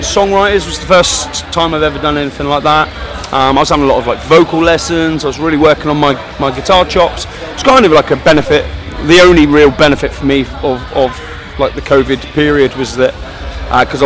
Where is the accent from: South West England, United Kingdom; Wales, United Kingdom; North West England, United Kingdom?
South West England, United Kingdom; Torquay; my hometown of Torquay